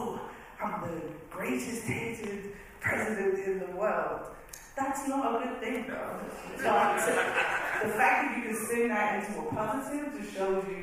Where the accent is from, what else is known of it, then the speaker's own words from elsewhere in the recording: United Kingdom; moved away as an adult; now in United States; I am British.